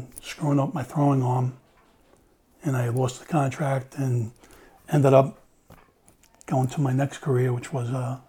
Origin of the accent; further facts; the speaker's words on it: Long Island, New York, United States; I grew up on Long Island